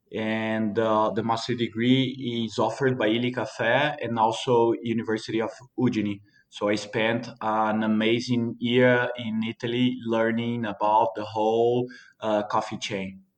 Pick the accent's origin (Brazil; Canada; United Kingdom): Brazil; Mantiqueira de Minas, Minas Gerais; I was born and raised here in Mantiqueira de Minas, Brazil